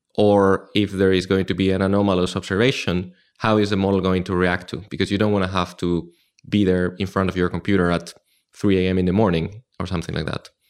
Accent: Madrid, Community of Madrid, Spain; moved away as an adult; also born or lived in Frankfurt; now in London, United Kingdom; I started in Madrid, my hometown in Spain

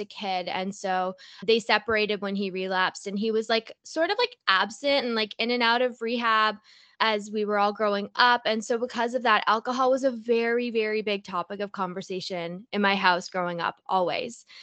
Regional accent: Toronto, Ontario, Canada; I'm from Toronto

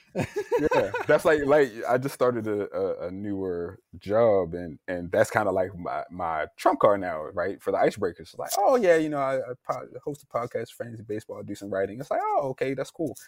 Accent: Baltimore, Maryland, United States; I'm originally from Baltimore, Maryland

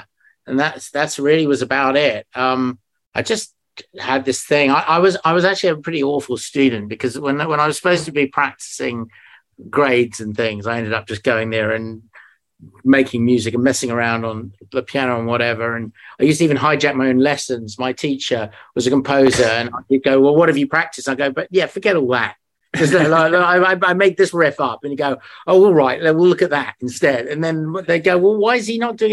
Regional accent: London, United Kingdom; also born or lived in Leeds; I was born in London, in Hampstead, and pretty much lived here most of my life, all my life, apart from a few years in Leeds

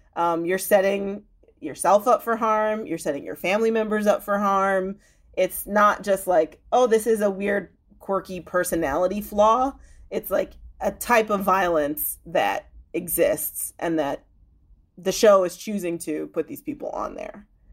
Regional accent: Chicago suburbs, Illinois, United States; I grew up in the Chicago suburbs

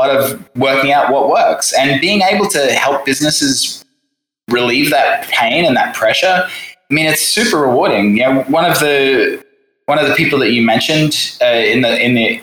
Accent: Australia; moved away as an adult; also born or lived in London, United Kingdom; now in Saigon, Vietnam; I'm from the little island home of Australia.

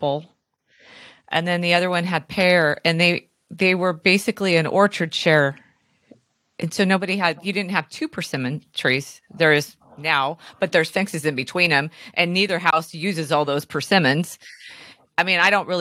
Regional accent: California, United States; I'm from California

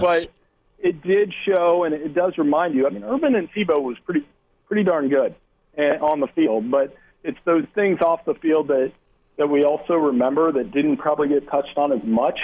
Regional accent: Ohio, United States; growing up in Ohio

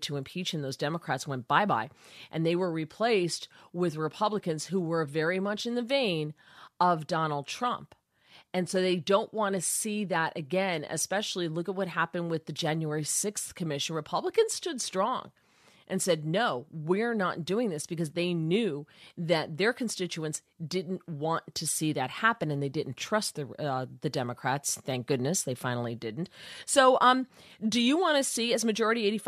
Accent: United States; I grew up in the New York, New Jersey area

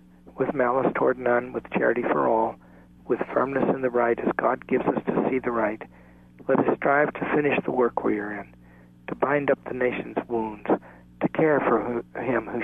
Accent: the South, United States; I come from the South myself

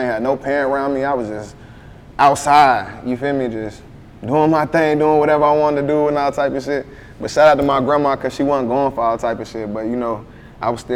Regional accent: Conway, South Carolina, United States; also born or lived in Myrtle Beach, South Carolina; I was born in Conway

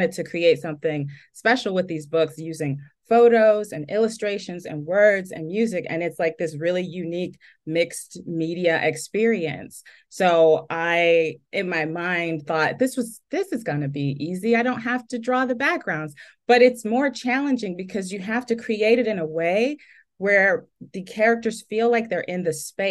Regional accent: Chicago, Illinois, United States; I grew up in urban neighborhoods. I'm from Chicago. I live just outside the city now

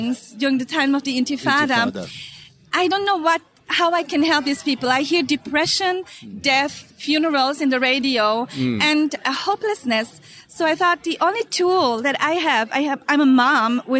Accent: Germany; moved away as an adult; now in Israel; growing up in Germany and being a daughter of foreign workers

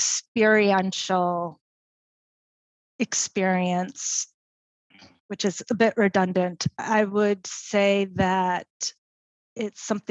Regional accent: Detroit, Michigan, United States; moved away; I grew up in Detroit

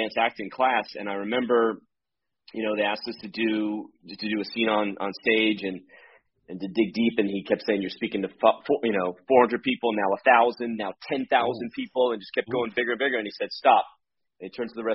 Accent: Miami, Florida, United States; Where I grew up in Miami

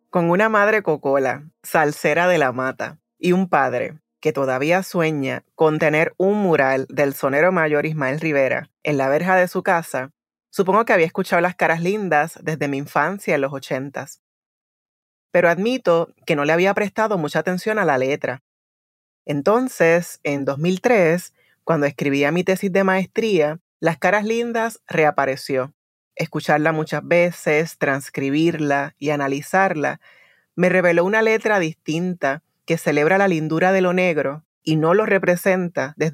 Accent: Puerto Rico; Inclusive me ha pasado hasta en el viejo San Juan. Me han preguntado que si en verdad soy puertorriqueña, parecería que soy muy negra para ser de mi país.

